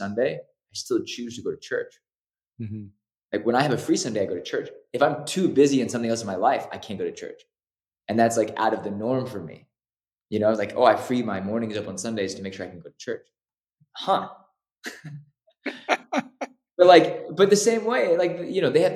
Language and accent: English; Los Angeles, California, United States; growing up in Los Angeles